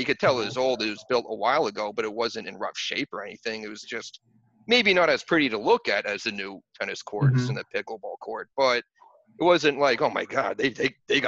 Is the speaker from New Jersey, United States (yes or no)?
yes; Union County, New Jersey, United States; now in North Arlington, United States; I grew up in Union County